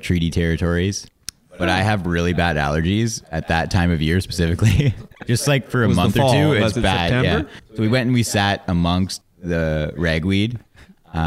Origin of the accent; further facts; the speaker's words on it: Espanola, Ontario, Canada; I'm from Northern Ontario. Like Espanola.